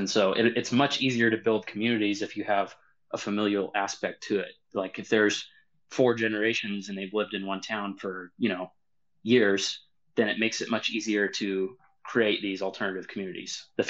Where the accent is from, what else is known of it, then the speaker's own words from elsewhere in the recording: Washington, United States; I'm from Washington State. I'm somewhere else right now, but I'm from Washington State.